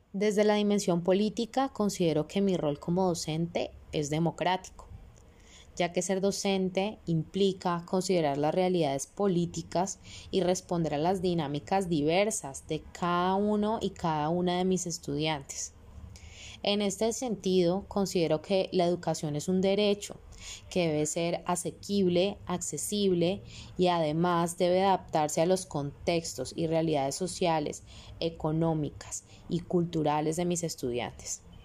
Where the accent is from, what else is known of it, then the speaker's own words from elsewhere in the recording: Colombia; mi rol como ciudadana colombiana